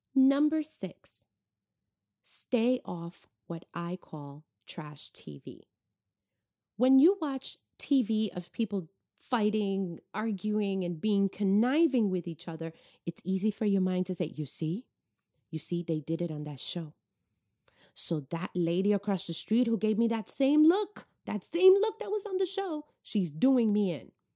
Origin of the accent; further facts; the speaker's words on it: New York, United States; moved away; I'm originally from New York.